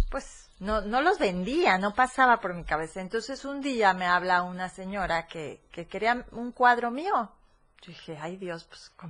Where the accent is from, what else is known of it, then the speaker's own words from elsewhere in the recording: Córdoba, Veracruz, Mexico; moved away as an adult; now in Chiapas, Mexico; soy de Córdoba, nací, viví y, todo ahí.